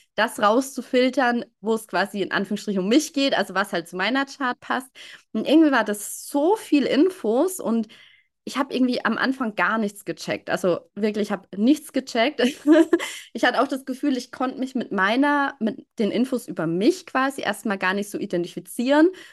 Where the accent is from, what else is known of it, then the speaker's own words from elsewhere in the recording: near Würzburg, Bavaria, Germany; Ich komme aus der Nähe oder aus einem kleinen Ort in der Nähe von Würzburg